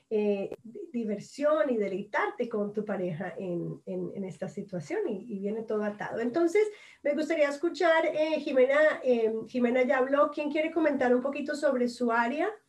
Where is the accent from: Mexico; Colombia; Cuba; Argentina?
Colombia; como todas aquí somos latinas, nacemos sensuales